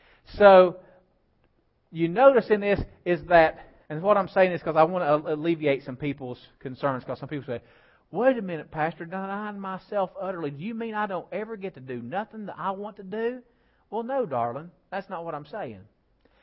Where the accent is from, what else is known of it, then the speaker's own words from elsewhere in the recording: United States; I'm an American